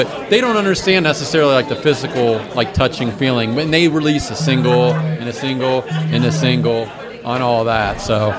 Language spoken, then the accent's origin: English; Ohio, United States; I'm from Ohio.